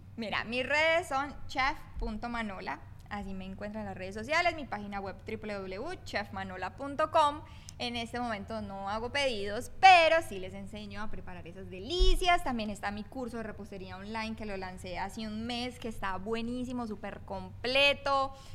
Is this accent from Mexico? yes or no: no; Colombia; yo por el lado eh, colombiano.